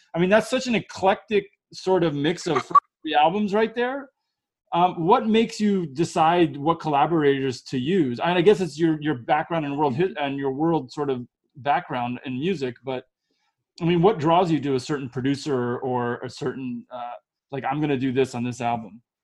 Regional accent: United States; also born or lived in Israel; I'm from America

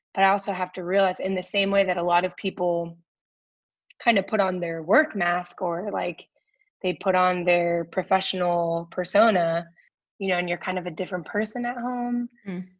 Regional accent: Akron, Ohio, United States; moved away; also born or lived in Washington, D.C.; I grew up in Akron, Ohio

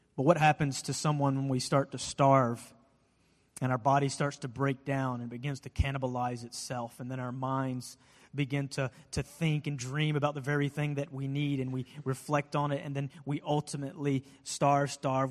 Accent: United States; we're an American church

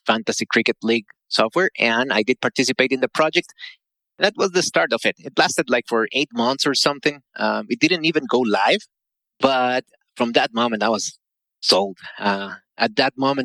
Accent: Costa Rica; I live in Costa Rica, by the way, born and raised in Costa Rica.

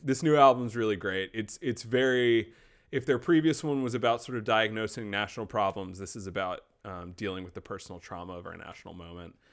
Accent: North Carolina, United States; moved away; my parents were both from New York. I was born in North Carolina. So I very much grew in, but, in, but not of the South

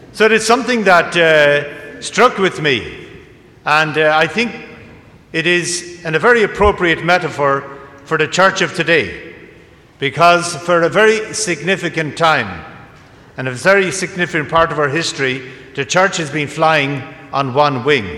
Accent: County Kildare, Leinster, Ireland; I was ordained in my hometown in County Kildare.

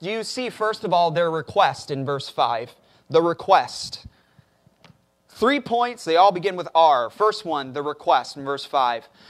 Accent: Chicago, Illinois, United States; moved away as an adult; now in Corpus Christi, United States; I'm, I'm from Chicago, so we deal with blizzards and everything up there.

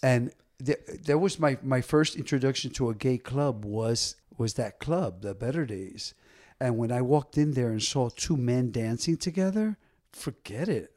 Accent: Paterson, New Jersey, United States; I grew up in Paterson, New Jersey

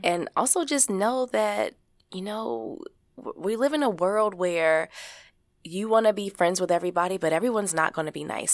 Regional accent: Baltimore, Maryland, United States; growing up in Baltimore, Maryland, as a kid, as a teenager

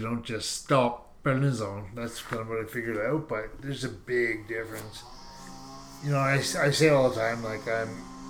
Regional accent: Canada; we're Canadian.

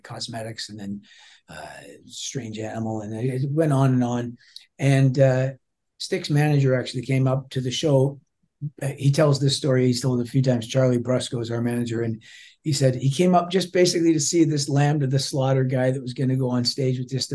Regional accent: Toronto, Ontario, Canada; I'm just a guy from Toronto

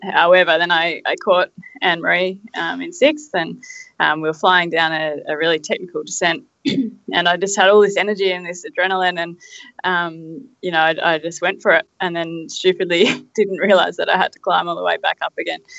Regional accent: Australia; I come from Australia. I live at the base of the Dandenong Ranges

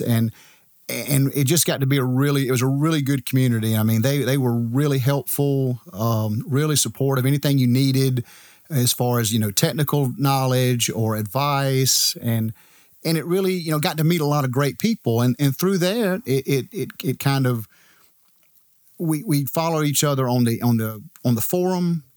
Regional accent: Edgefield, South Carolina, United States; I'm from Edgefield, South Carolina

